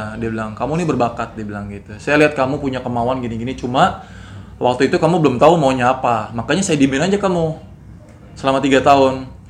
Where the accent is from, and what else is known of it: Indonesia; also born or lived in Bali